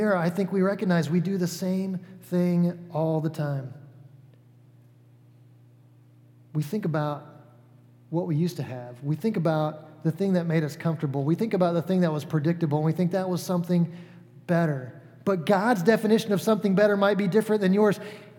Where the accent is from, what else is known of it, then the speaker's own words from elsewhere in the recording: Atlanta, Georgia, United States; moved away as an adult; now in Cicero, Indiana, United States; I'm from the South. I grew up in Atlanta, Georgia, for the most part